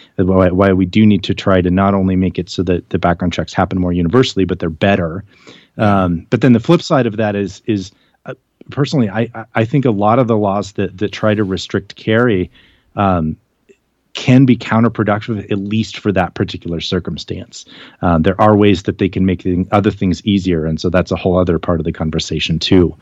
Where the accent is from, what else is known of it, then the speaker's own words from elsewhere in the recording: United States; I'm an American